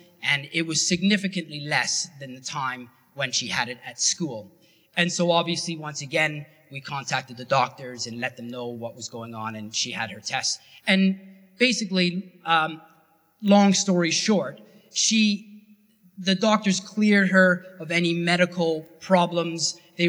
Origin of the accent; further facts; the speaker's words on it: Canada; Because it was different terminology than what I was used to from Canada.